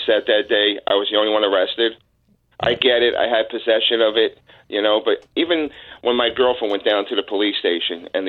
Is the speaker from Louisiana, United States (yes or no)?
no; Newark, New Jersey, United States; I'm from Newark